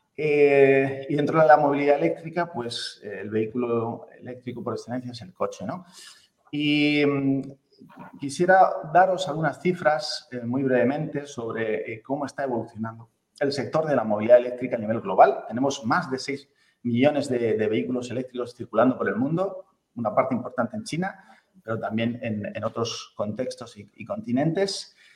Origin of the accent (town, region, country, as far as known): Spain